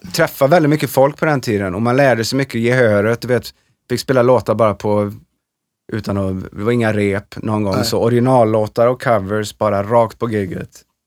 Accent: Trollhättan, Västra Götaland, Sweden; moved away as an adult; also born or lived in Los Angeles, United States; vi skulle stanna ett år och komma tillbaka och vara superhjältar i Trollhättan

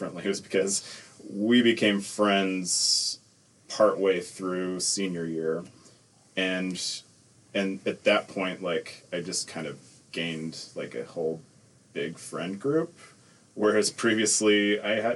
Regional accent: Salt Lake City, Utah, United States; also born or lived in Nephi, Utah / Orem, Utah; I've from Salt Lake, because that's where I spent most of my life. But I was from Nephi for 5 years-ish

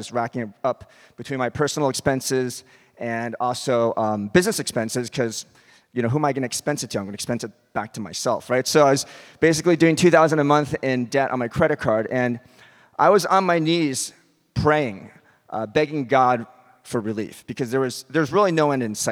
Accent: Westchester County, New York, United States; also born or lived in North Carolina; I grew up in Westchester County.

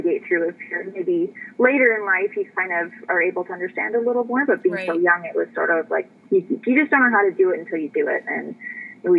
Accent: Canada; moved away as an adult; also born or lived in Texas / Arizona; now in United States; growing up in Canada

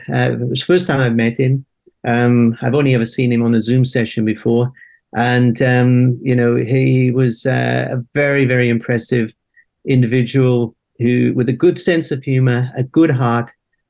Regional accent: Wales, United Kingdom; moved away as an adult; now in Australia; I'm from Wales originally, actually, Ross.

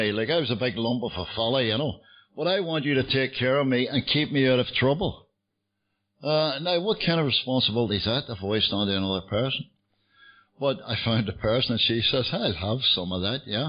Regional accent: Belfast, Northern Ireland, United Kingdom; moved away as an adult; now in London, United Kingdom; I get sober in Belfast, you can tell from the accent. I'm not from London. I've lived in London for many years. But I was born in Belfast

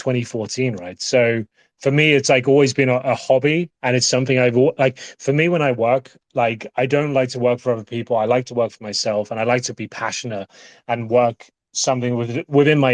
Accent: United Kingdom; I'm the British guy in the background talking about CSGO.

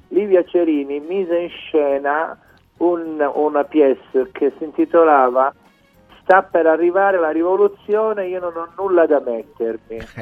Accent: Sicily, Italy; first language Sicilian; Italian is a second language; io da siciliano penso in dialetto

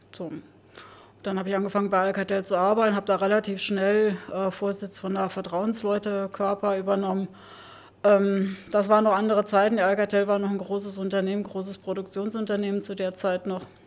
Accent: Saarland, Germany; accent: Saarland; moved away as an adult; now in Berlin, Germany; Ich bin geboren im Saarland. Ähm, und da im kleinen Dorf, sehr konservative Umgebung

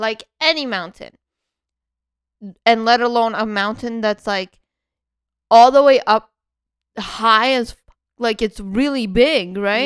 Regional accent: Canada; in Canada, we get up to m, minus, uh, forty, forty something

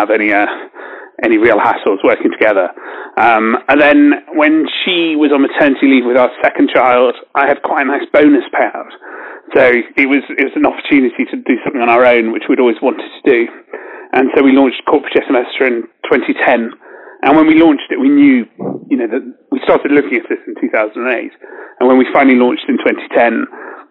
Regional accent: United Kingdom; Obviously I'm British

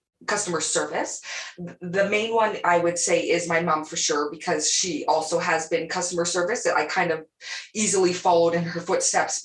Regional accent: Calgary, Alberta, Canada; also born or lived in Lethbridge, Alberta; I've just been Calgary, you know, Alberta, pretty much. I was actually born in Lethbridge, Alberta

